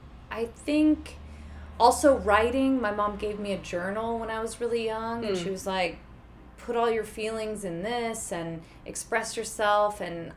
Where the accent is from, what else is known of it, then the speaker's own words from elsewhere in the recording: Houston, Texas, United States; Houston, Texas.